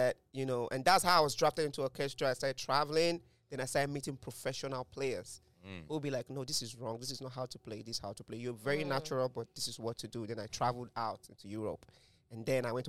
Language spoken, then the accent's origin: English; Nigeria; us Nigerians